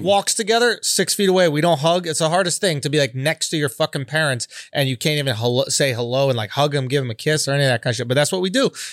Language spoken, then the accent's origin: English; New York City, New York, United States; I'm born and raised in Manhattan